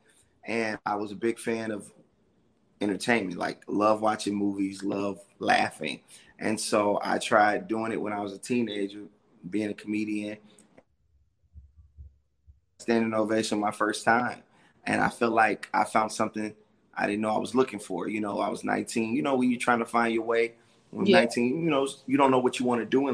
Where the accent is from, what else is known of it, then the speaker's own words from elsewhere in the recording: Chicago, Illinois, United States; I'm from Chicago